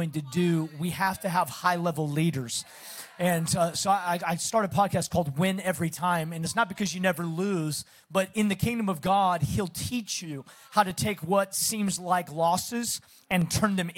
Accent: the Northwest, Pacific Northwest, United States; accent: Southern; also born or lived in Texas; now in Dallas, United States; I'm originally from the Northwest. My dad was a pastor there.

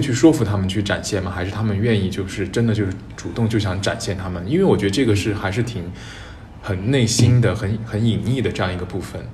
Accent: Chengdu, Sichuan, China; 我也是成都人

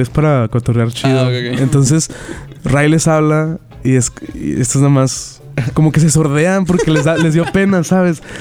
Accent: Mexico; Y está raro porque soy de México porque allá siempre son bien, te aceptan a la primera.

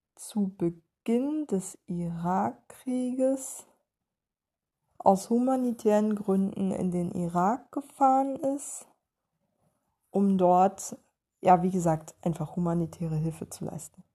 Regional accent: East Germany, Germany; moved away; mir als Ossi-Kind, das die Wende miterlebt hat

